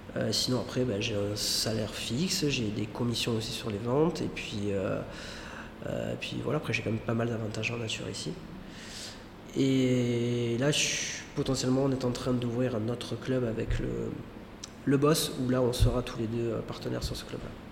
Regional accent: Marseille, Provence-Alpes-Côte d'Azur, France; moved away as an adult; also born or lived in Thailand; now in Nusa Lembongan, Indonesia; Je viens de Marseille, euh, exactement à côté de Marseille, exactement à Caro.

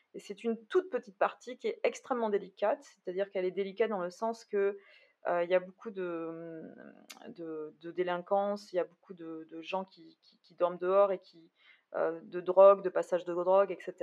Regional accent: Bordeaux, Nouvelle-Aquitaine, France; je suis bordelaise

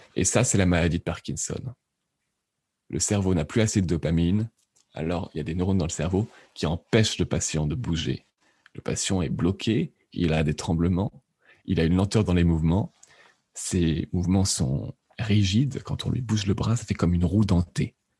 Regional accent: France; also born or lived in Lyon / Lausanne, Switzerland; J'ai fait un bac scientifique en France, je suis français

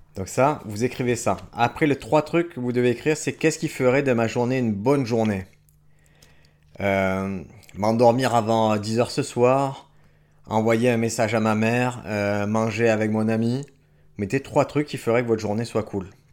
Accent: France; en tant que Français avec mon kimono

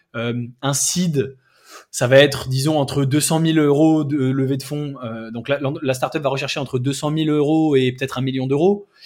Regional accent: France; nous, en tant que Français

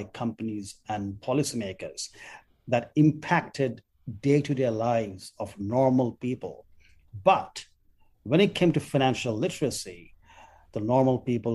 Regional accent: Kolkata, West Bengal, India; as a 17-year-old when I was growing up in Calcutta

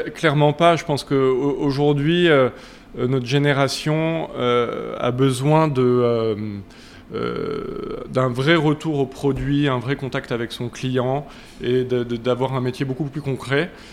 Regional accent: Paris, Île-de-France, France; moi, je suis un vrai Parisien. J'ai grandi à Paris euh, dans le 6e

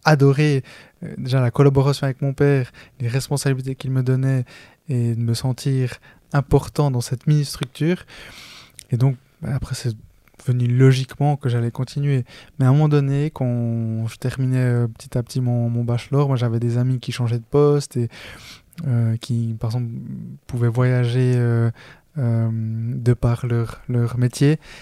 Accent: Switzerland; je suis né en Suisse, je suis le près de ma famille à être né en Suisse. Là-bas, je suis colombien

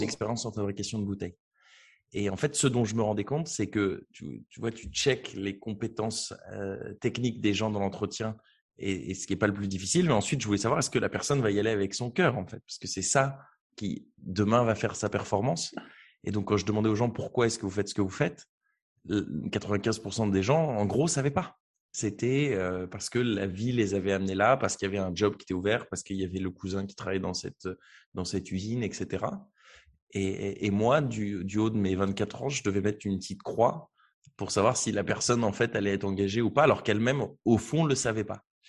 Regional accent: Beauvais, Hauts-de-France, France; Je viens de Beauvais, qui est une petite ville en Picardie

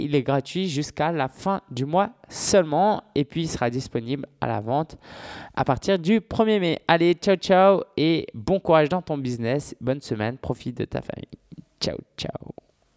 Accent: Paris, Île-de-France, France; je suis parisien depuis tout le temps

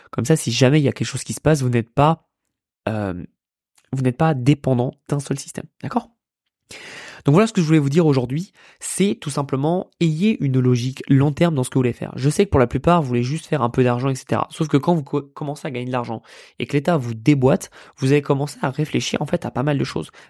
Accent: France; c'est que oui, on a grandi en France. Oui, la France est notre pays.

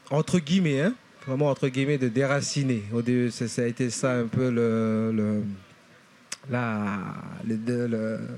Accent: Lifou, Loyalty Islands Province, New Caledonia; also born or lived in Nouméa; Je viens de l'île de Lifou, en Nouvelle-Calédonie, d'un clan et dont je suis chef.

